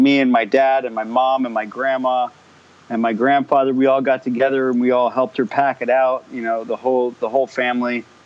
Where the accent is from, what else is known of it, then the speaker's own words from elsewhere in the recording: Marin County, California, United States; I was born in Marin County, 1985, so I'm 32